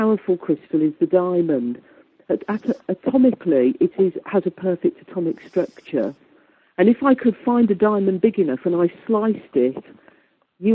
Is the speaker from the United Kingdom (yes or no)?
yes; Midlands, United Kingdom; accent: Midlands; I've got a very Midlands accent